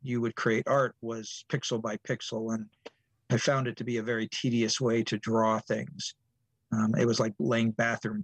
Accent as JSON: {"language": "English", "town": "San Diego", "region": "California", "country": "United States", "tie": "born or raised there", "also_born_or_lived": "Long Beach, California / Cupertino, California", "said": "I grew up in San Diego, California, and I would go every year to San Diego Comic Convention."}